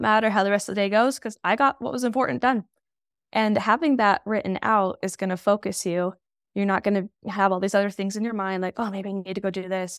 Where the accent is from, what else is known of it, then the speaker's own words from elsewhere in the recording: Utah, United States; I'm from Utah